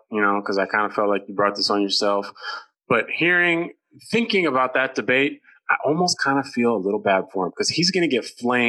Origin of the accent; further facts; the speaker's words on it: Oakland, California, United States; I'm from Oakland. I'm all about the cause.